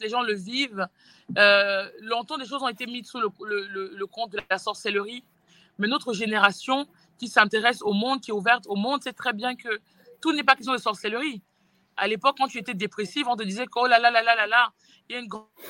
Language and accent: French; France; j'ai grandi en France